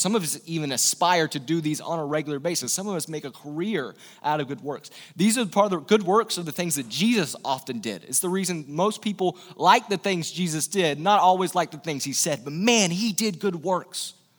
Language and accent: English; East Tennessee, United States; I'm from the South. I'm from East Tennessee, Bible Belt